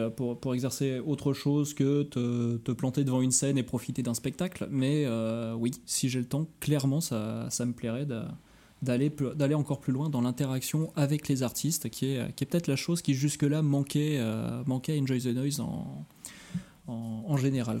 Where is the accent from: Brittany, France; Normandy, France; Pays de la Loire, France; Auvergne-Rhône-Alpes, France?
Auvergne-Rhône-Alpes, France; Lyon; moved away; je suis lyonnais à l'origine